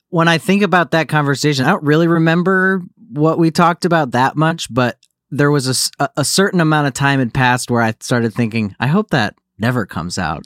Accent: Naples, Florida, United States; also born or lived in Livonia, Michigan; now in Los Angeles, United States; I was born in Michigan, but yeah, I'm, uh, I, I grew up, I spent most of my formative years in Naples, Florida

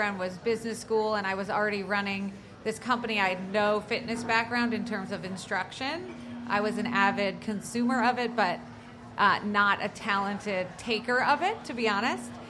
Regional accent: New Jersey, United States; I grew up in New Jersey, went to Duke

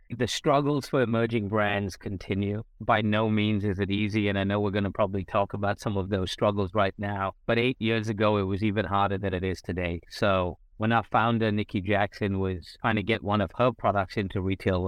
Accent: South India, India; moved away as an adult; also born or lived in Raleigh, North Carolina, United States / United Kingdom / Australia; So I was born in India

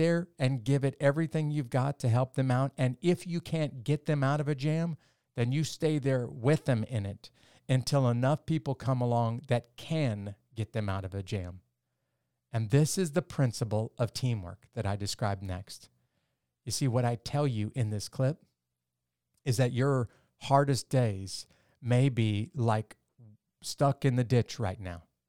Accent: Midwest, United States; I grew up in the Midwest part of the United States

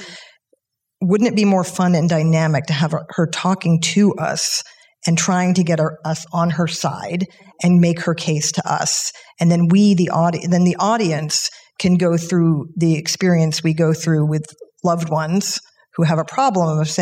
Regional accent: Massachusetts, United States; now in Los Angeles, United States; I grew up in Massachusetts.

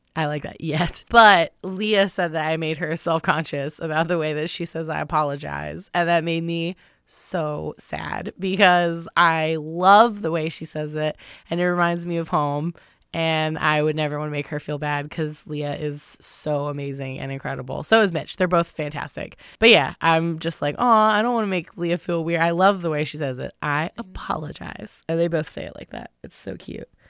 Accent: the South, United States; moved away; I had central air growing up in the South

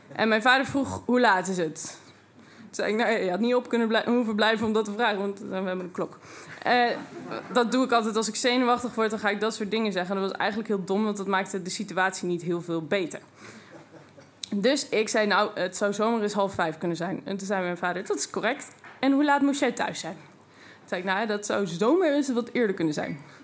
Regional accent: Twente, Overijssel, Netherlands; En ik kom uit Twente.

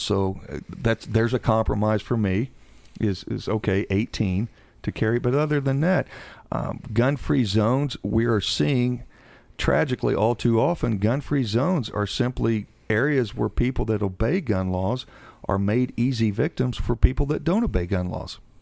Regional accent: Seymour, Indiana, United States; born and raised in Seymour, Indiana

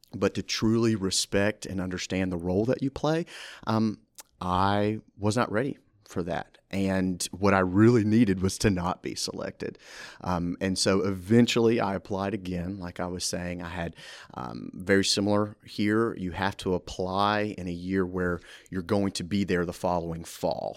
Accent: Brandon, Mississippi, United States; moved away as an adult; now in Ruston, United States; I'm originally from Brandon, Mississippi. I was born and raised there

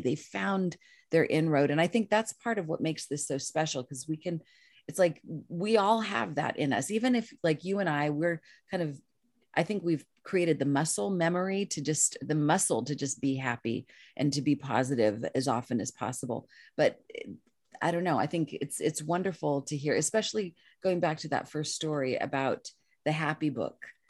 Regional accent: Los Angeles, California, United States; moved away as an adult; now in Topanga Canyon, United States; I'm a city girl. I'm from East Los Angeles

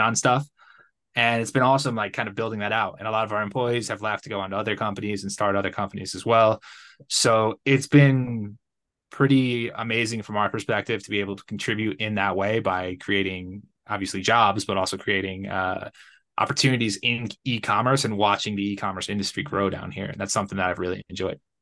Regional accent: Connecticut, United States; moved away as an adult; also born or lived in Playa del Carmen, Mexico; now in Guadalajara, Mexico; I'm originally from Connecticut.

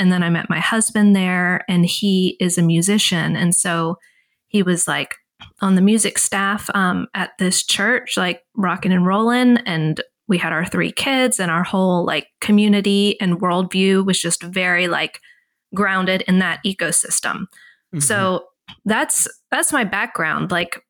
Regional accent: the South, United States; which I'm from the South. So if you're not from the South, it's like, you know, parents send their kids to a week long, you know, Bible day camp, essentially.

